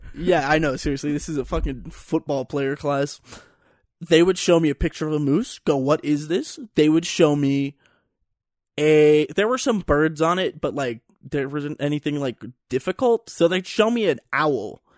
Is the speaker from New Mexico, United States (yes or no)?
no; Pennsylvania, United States; moved away as an adult; now in Colorado, United States; And so I'm from Pennsylvania.